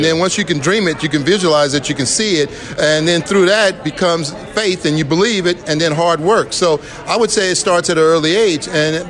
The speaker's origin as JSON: {"language": "English", "town": "Las Vegas", "region": "Nevada", "country": "United States", "tie": "born or raised there", "said": "Growing up in Las Vegas and for this youth now today to have this opportunity, it's an exciting time for them."}